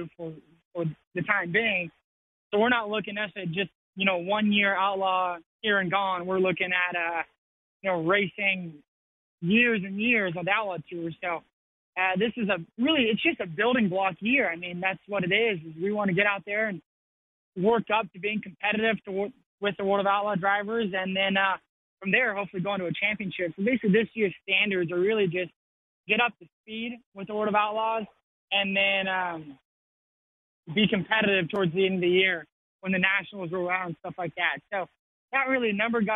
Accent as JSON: {"language": "English", "region": "California", "country": "United States", "tie": "born or raised there", "also_born_or_lived": "Missouri", "moved": "yes", "said": "I grew up in California where you could play water polo and swim year round."}